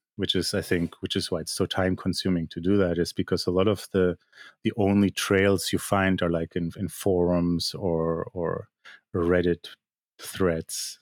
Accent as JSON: {"language": "English", "country": "Germany", "tie": "born or raised there", "also_born_or_lived": "Poland", "moved": "as an adult", "lives_now": "Canada", "said": "I'm basically a Polish-born artist who grew up in Germany, lives in Canada"}